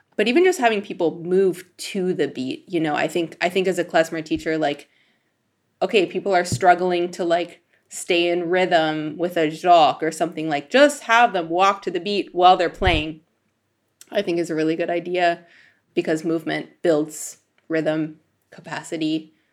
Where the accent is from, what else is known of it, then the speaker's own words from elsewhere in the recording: Denver, Colorado, United States; grew up in Denver where there's not, like, a giant scene for klezmer music